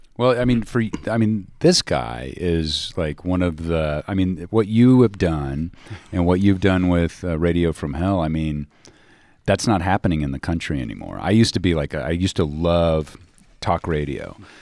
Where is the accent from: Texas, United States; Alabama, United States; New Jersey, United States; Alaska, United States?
Texas, United States; Dallas; moved away; also born or lived in Missouri; I grew up in Dallas